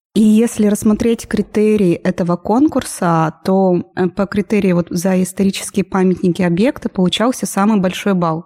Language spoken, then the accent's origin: Russian; Chelyabinsk, Chelyabinsk Oblast, Russia; я из Челябинска, живу здесь 20 лет